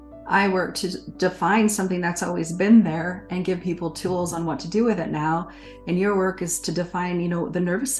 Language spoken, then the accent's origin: English; Montana, United States; moved away; a Montana kid